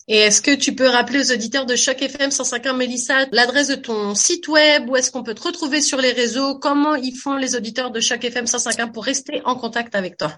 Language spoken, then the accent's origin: French; France; moved away; quand j'étais petite en France avec ma maman